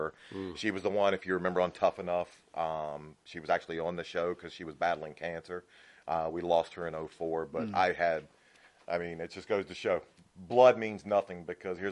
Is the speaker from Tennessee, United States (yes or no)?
yes; Nashville, Tennessee, United States; I was born in Nashville